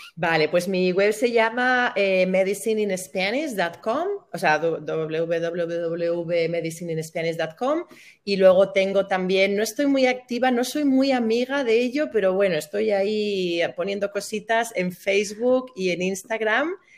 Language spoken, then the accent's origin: Spanish; Burgos, Castile and León, Spain; moved away as an adult; also born or lived in Valencia; yo soy de Burgos, me fui a vivir a Valencia